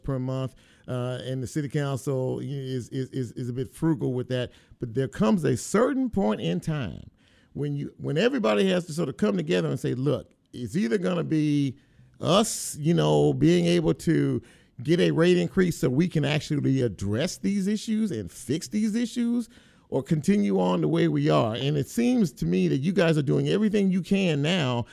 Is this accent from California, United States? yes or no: yes; Los Angeles, California, United States; now in Memphis, United States; I'm not from this part of the country. I'm from the West Coast, Los Angeles